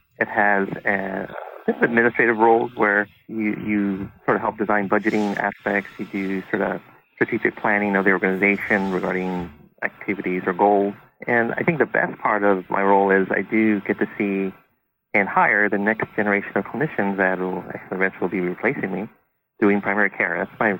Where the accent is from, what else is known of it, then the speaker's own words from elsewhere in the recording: Huntington Park, California, United States; I sort of born and raised in Southern California, in an area in the city called Huntington Park. Sort of born and raised and educated in the local community